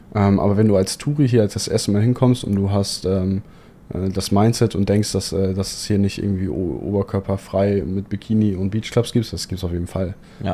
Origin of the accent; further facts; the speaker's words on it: Hamburg, Germany; moved away as an adult; also born or lived in Poland; now in Dubai, United Arab Emirates; gebürtig komme ich aus Hamburg